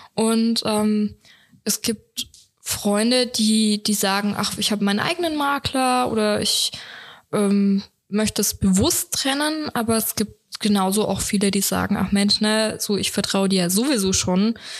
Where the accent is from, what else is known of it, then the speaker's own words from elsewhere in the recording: Swabia, Germany; ich bin ja Schwabe